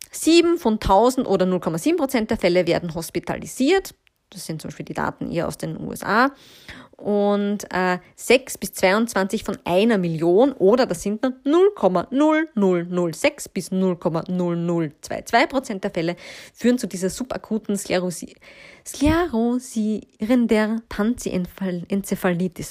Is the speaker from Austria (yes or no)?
yes; Austria; bei uns in Österreich